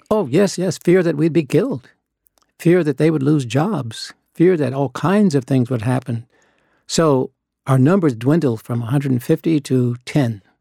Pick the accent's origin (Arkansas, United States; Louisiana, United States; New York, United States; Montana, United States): Arkansas, United States; Little Rock; I grew up in Little Rock. I was born there